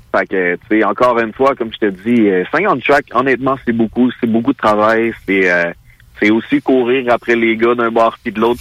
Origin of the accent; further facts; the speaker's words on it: Mirabel, Quebec, Canada; Je viens de euh, Mirabel